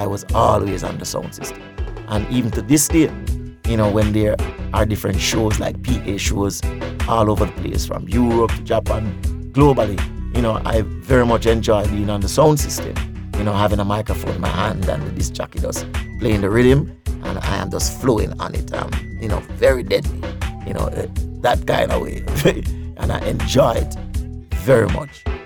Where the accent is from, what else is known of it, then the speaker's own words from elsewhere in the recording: Spanish Town, Saint Catherine Parish, Jamaica; I'm from St. John's Road